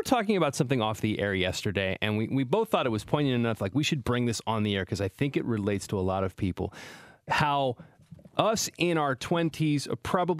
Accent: Salinas, California, United States; born or raised there; moved away as an adult; now in San Francisco, United States

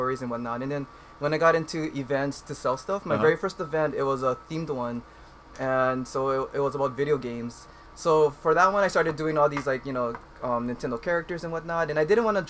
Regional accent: Kauai, Hawaii, United States; I'm from Kauai.

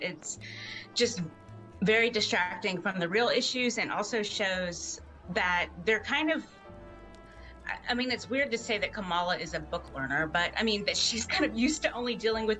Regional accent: Florida, United States; moved away; also born or lived in New York; I'm actually originally from Florida

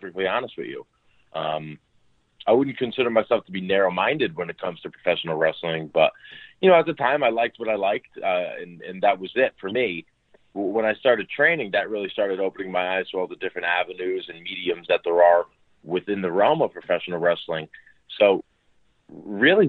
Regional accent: New Haven, Connecticut, United States; also born or lived in Westport, Connecticut; I grew up in the New Haven area of Connecticut, eventually moved over into Westport

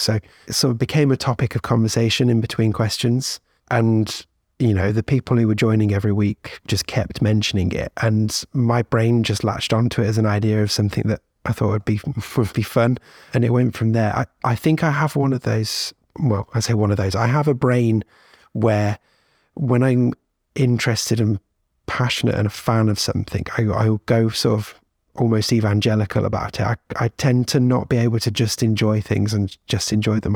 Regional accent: United Kingdom; as a Brit

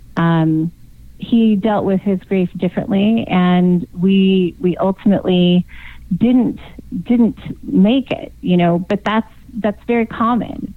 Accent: Yuma, Arizona, United States; also born or lived in San Diego, California; I was born in San Diego, so technically, I am a California girl. I just grew up in Arizona.

